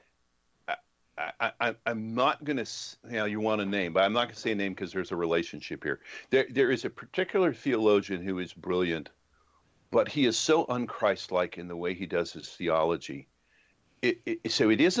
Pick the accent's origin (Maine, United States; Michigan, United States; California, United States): California, United States; Los Angeles; I grew up in Los Angeles